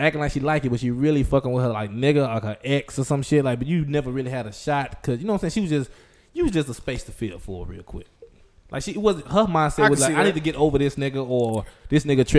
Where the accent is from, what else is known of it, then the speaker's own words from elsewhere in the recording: Dallas, Texas, United States; I'm from Dallas. I'm Pleasant Grove